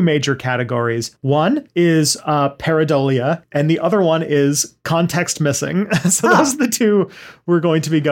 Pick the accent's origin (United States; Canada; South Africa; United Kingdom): Canada; I'm French Canadian, and rabbit is a part of our cuisine